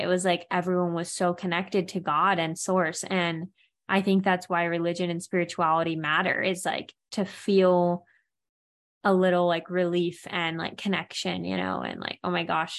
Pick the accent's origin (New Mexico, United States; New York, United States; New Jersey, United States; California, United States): California, United States; Santa Barbara; born there; this church is an amazing place that I was born in Santa Barbara in California.